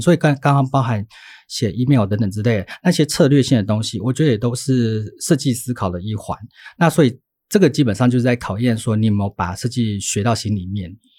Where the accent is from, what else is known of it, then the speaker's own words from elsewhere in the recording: Taichung, Taiwan; moved away as an adult; also born or lived in Taipei; 我又在台北读书，因为我台中人